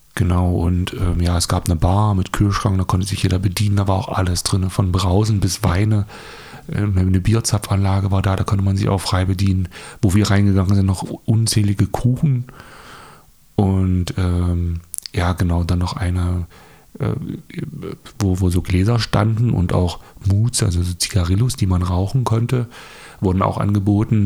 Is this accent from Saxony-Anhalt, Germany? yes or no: yes; Dessau, Saxony-Anhalt, Germany; wie kommen wir hier aus Dessau, Sachsen-Anhalt? ähm, bei uns ist ja flach